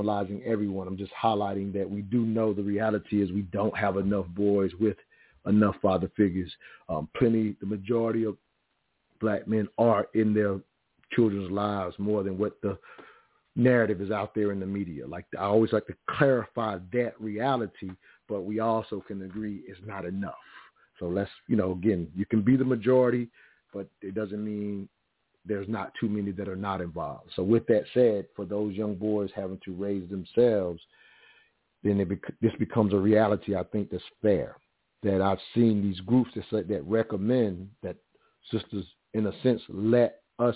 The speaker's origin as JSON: {"language": "English", "region": "South Carolina", "country": "United States", "tie": "born or raised there", "said": "Growing up in the South, which I mentioned earlier, South Carolina, three-stoplight town"}